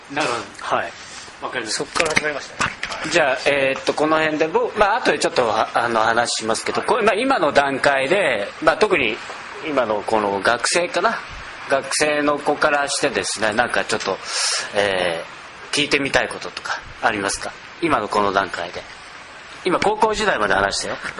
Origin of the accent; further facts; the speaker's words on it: Nagoya, Aichi, Japan; 僕あの僕名古屋ですけど